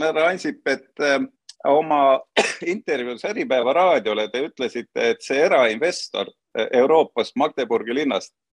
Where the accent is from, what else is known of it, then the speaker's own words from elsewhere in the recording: Tallinn, Harju County, Estonia; minu kodulinn Tallinn